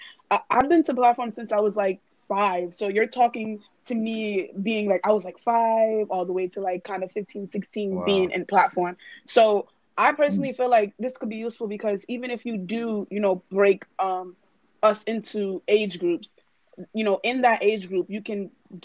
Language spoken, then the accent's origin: English; New York, United States; I'm from New York.